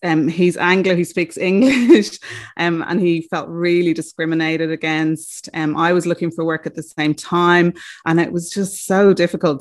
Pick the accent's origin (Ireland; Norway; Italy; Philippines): Ireland; moved away as an adult; also born or lived in Australia; I am from Ireland and came to Australia a week after I graduated